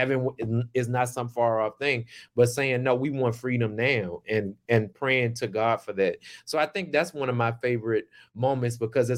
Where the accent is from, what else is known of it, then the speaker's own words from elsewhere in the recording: Tappahannock, Virginia, United States; I'm born and raised in the Tidewater in Essex County, Tappahannock, Virginia. I grew up. And also, I have family in Philadelphia